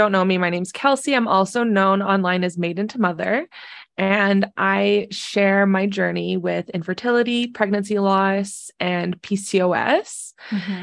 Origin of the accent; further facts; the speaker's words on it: Southern Alberta, Canada; I'm from Southern Alberta